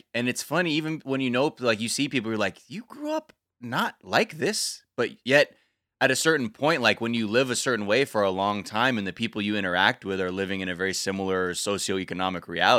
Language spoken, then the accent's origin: English; North Hollywood, California, United States; the florist I grew up going to in North Hollywood